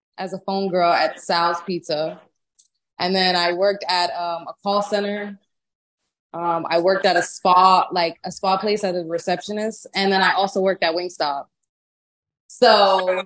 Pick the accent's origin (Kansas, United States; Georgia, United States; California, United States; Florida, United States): Florida, United States; Miami; now in Atlanta, United States; I'm from Miami